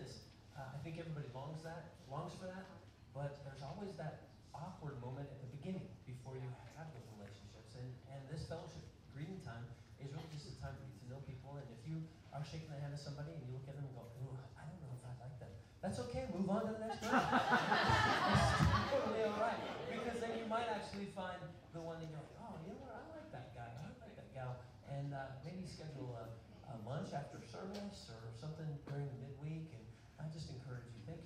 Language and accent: English; Woodland Park, Colorado, United States; I grew up kindergarten through high school, graduation, in the same school, in the same town, a small town